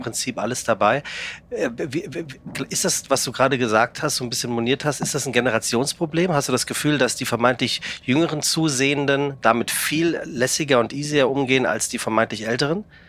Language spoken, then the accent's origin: German; Oberliederbach, Hesse, Germany; Ich komme aus dem Taunus, aus einem kleinen Ort, Oberliederbach